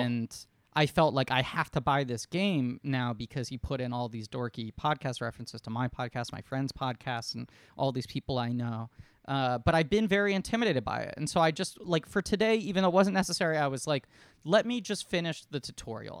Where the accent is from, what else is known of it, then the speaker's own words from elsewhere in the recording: New York, United States; moved away as an adult; also born or lived in California; I grew up in New York